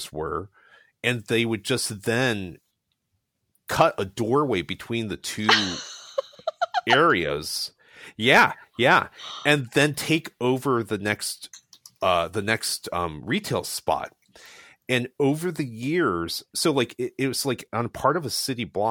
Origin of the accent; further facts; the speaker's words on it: Columbus, Ohio, United States; I was born and lived in Columbus, Ohio when I went to college